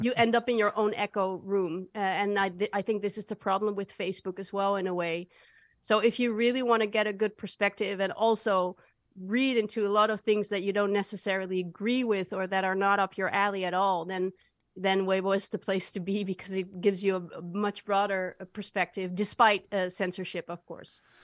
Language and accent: English; Netherlands; I'm from the Netherlands